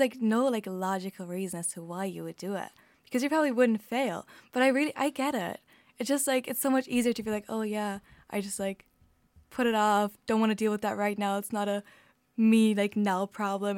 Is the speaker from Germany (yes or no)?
yes; Germany; English is a second language; moved away as an adult; now in Ireland; I'm from Germany